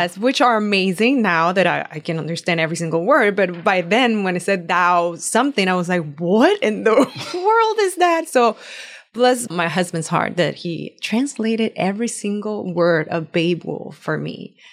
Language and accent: English; Puerto Rico; first language Spanish; English is a second language; moved away as an adult; now in United States; Born and raised in Puerto Rico, I actually just moved here when I married my husband